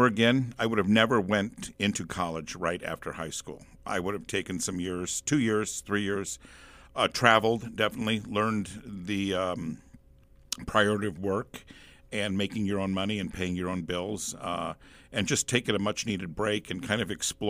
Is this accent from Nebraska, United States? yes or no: yes; David City, Nebraska, United States; I am from David City, Nebraska, originally.